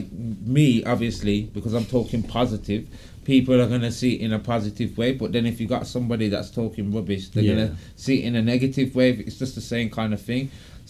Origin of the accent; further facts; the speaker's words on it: Birmingham, West Midlands, United Kingdom; born there; I was born in Birmingham, but I've moved about a lot. Right. Bit like a gypsy.